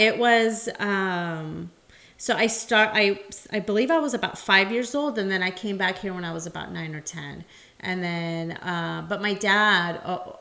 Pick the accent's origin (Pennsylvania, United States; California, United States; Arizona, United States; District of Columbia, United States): California, United States; San Jose; also born or lived in Modesto; I was born in San Jose